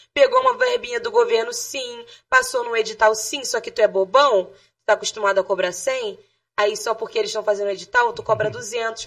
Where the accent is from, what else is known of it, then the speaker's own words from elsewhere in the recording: Rio de Janeiro, Brazil; also born or lived in Jacarepaguá / Sepetiba / Baixada Fluminense / Lapa; eu não nasci na Baixada. Eu nasci em Jacarepaguá, fui para a Zona Oeste, com oito anos eu fui conhecer a Baixada. Depois me mudei para Sepetiba, e com 14 eu voltei para Baixada